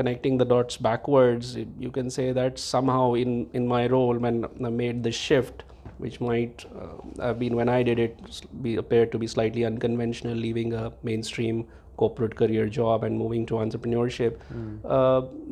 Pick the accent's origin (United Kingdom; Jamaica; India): India; I grew up in India, and I did my education in India